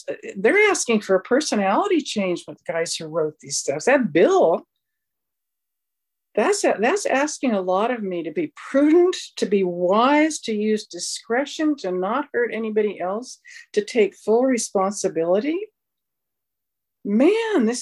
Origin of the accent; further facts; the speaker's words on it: Southern California, United States; I grew up in Southern California